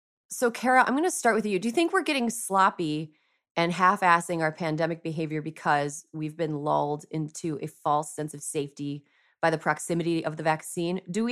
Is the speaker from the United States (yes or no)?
yes; United States; I'm a American lady, and we all have like a part of our brains that are devoted to true crime.